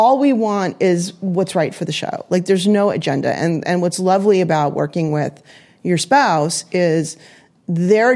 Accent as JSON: {"language": "English", "region": "California", "country": "United States", "tie": "born or raised there", "moved": "yes", "lives_now": "New York, United States", "said": "I was born in California, and I am not an LA gal"}